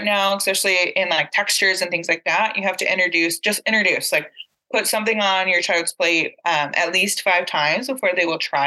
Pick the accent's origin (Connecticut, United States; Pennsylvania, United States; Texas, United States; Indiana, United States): Texas, United States; San Angelo; moved away; San Angelo, my hometown, that's close to the border.